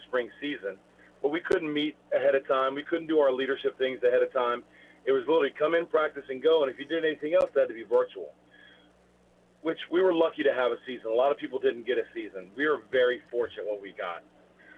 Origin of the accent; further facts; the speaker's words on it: Rockville, Maryland, United States; I grew up in Rockville, Maryland